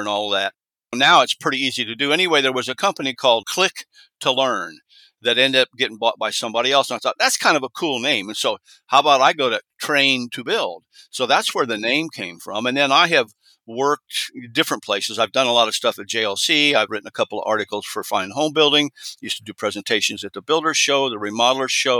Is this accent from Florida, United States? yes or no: no; Indiana, United States; moved away; also born or lived in California; I was raised in Indiana